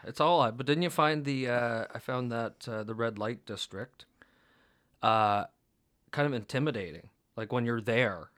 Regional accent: Canada

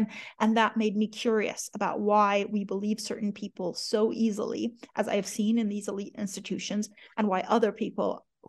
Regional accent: Iran; born there; moved away; I'm a refugee. You know, I was born in Iran to a family of, you know, people who were respected in the community, doctors

